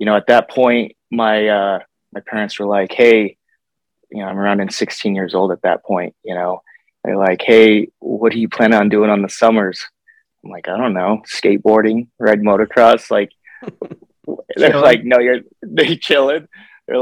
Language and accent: English; Bellevue, Colorado, United States; also born or lived in Fort Collins, Colorado; we moved from Fort Collins out to Bellevue. So we went from a small town to like very, very rural small town